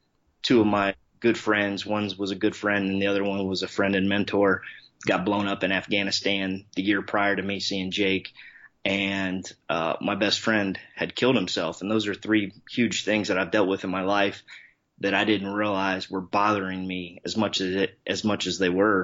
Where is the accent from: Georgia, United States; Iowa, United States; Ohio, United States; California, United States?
Ohio, United States; Columbus; born and raised, Columbus, Ohio, Midwest guy